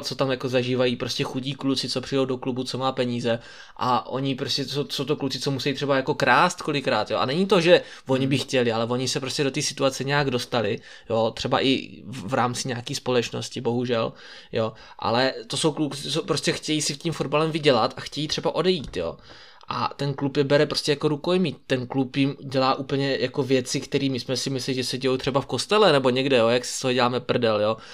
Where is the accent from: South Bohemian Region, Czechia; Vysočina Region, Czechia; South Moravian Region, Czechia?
South Moravian Region, Czechia; Brno; tady u nás v Brně